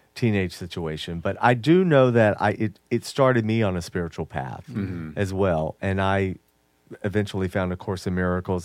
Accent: Jamaica; Yes, I'm Jamaican.

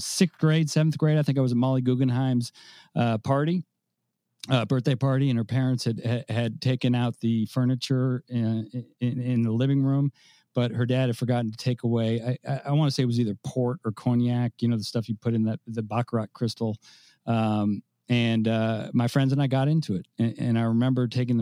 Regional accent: San Francisco, California, United States; moved away as an adult; now in Tampa, United States; I do live in Tampa, Florida, but I am from San Francisco, and I probably will be saying that for the rest of my life, although I've lived in Tampa for 20 years. But I grew up in San Francisco.

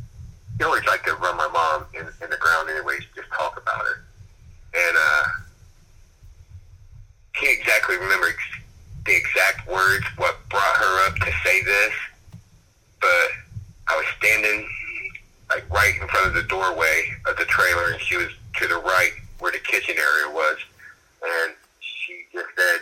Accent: Chatterley, West Virginia, United States; growing up in Chatterley, West Virginia

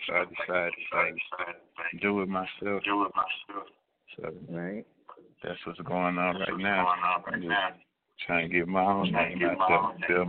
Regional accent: Houston, Texas, United States; Yeah, I'm in Houston. I'm from Houston.

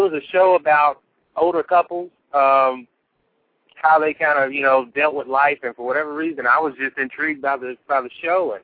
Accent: Louisville, Kentucky, United States; Born and raised in Louisville, Kentucky

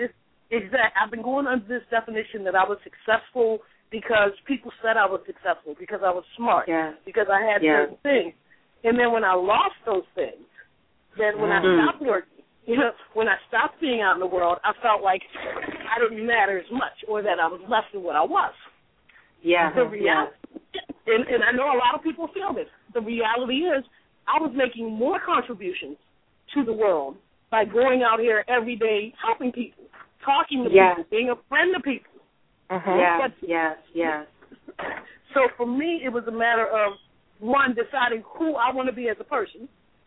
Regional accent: Baltimore, Maryland, United States; now in California, United States; I'm from Baltimore as well.

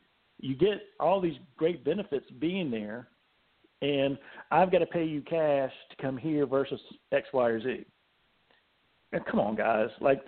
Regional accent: Virginia, United States; moved away; it says I'm from Virginia. Virginia is where my family's from.

